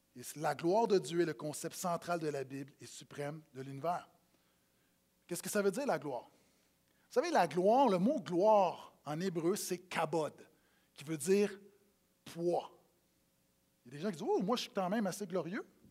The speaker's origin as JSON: {"language": "French", "region": "Quebec", "country": "Canada", "tie": "born or raised there", "said": "quand j'étais petit, des parties à Noël où, quand les matantes arrivaient et les mononcles parlaient en bon québécois"}